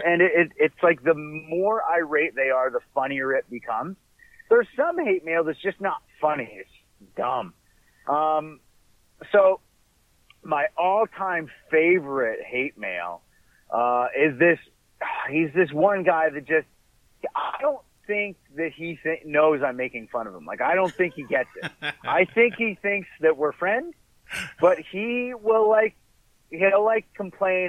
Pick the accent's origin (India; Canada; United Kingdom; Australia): Canada; as a Canadian kid